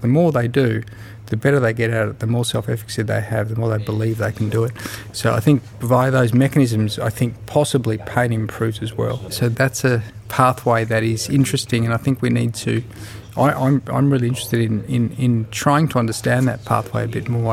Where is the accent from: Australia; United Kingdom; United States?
Australia; Melbourne, Victoria; I'm a physiotherapist from Melbourne, Australia